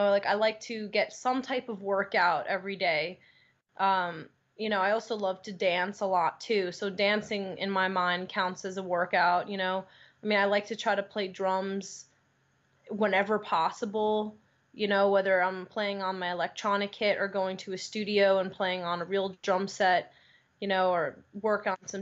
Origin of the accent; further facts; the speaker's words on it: Long Island, New York, United States; moved away as an adult; now in Los Angeles, United States; I grew up on Long Island, and it was a really good place to grow up